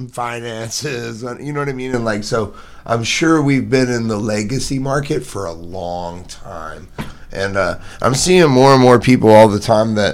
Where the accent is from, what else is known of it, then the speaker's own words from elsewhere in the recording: Columbia, Missouri, United States; moved away; coming from Columbia, I'm not from St. Louis